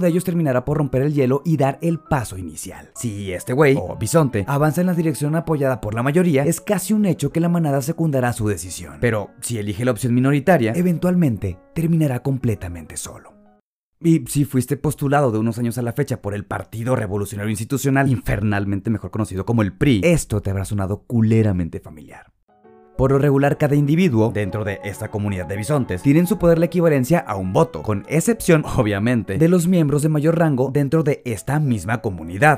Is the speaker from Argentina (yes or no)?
no; Mexico; nos identifica tradicionalmente como mexicanos